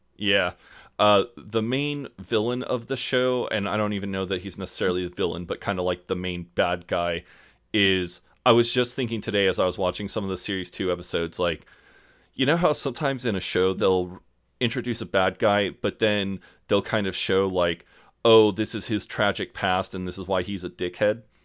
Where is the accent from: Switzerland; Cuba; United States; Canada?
United States; also born or lived in Kansas; I'm an American